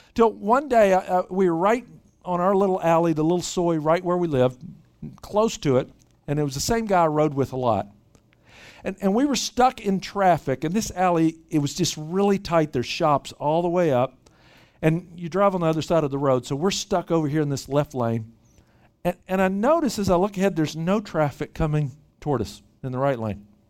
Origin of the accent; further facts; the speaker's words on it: Memphis, Tennessee, United States; moved away as an adult; also born or lived in Bangkok / Dallas / Little Rock; now in Bay Area, United States; Grew up in Memphis, Tennessee, uh, originally.